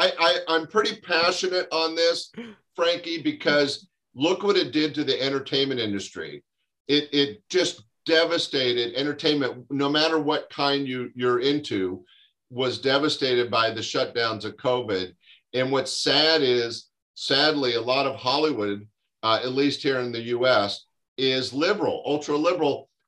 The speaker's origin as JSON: {"language": "English", "country": "Canada", "said": "because as a Canadian, there are things happening in both our countries that should be unacceptable."}